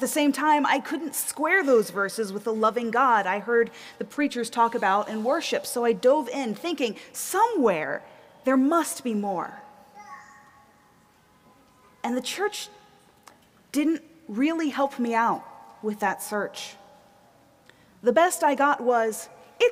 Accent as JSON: {"language": "English", "region": "the South", "country": "United States", "tie": "born or raised there", "also_born_or_lived": "East Coast", "moved": "as an adult", "lives_now": "Minneapolis, United States", "said": "I grew up in the South"}